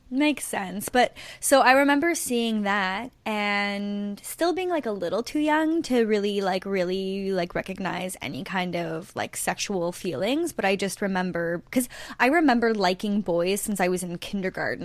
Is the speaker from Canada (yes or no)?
yes; Canada